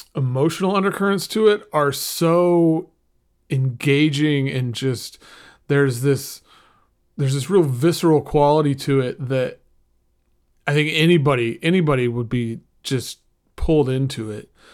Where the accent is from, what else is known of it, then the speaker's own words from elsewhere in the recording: Oklahoma, United States; I grew up in Oklahoma